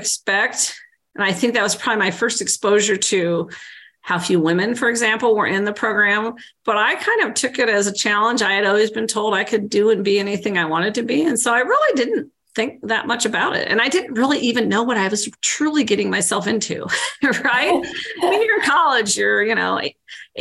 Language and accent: English; Central Illinois, United States; I grew up in Central Illinois